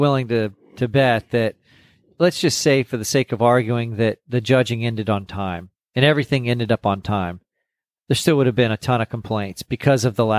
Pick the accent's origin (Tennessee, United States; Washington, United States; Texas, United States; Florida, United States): Texas, United States; Corpus Christi; And I was like, well, I'm from Corpus, the South, you know, the San Antonio, Austin, Houston, all those shows.